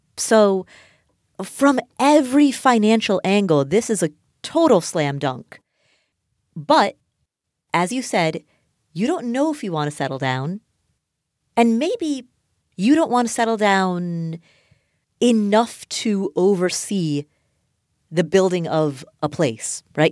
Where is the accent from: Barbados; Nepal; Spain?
Nepal; Kathmandu, Bagmati; I am Nepali. I was born in Kathmandu, Nepal